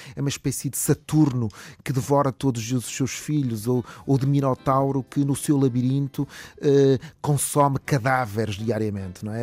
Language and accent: Portuguese; Porto, Norte, Portugal; moved away as an adult; now in Viseu, Portugal; eu nasci no Porto e de facto fui eh, fui eh, educado no Porto